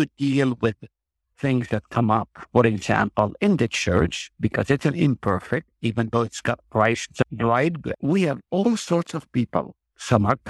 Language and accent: English; Nazareth, Northern District, Israel; moved away as an adult; now in Hartford, United States; I grew up in Nazareth, which is only a few miles from Cana.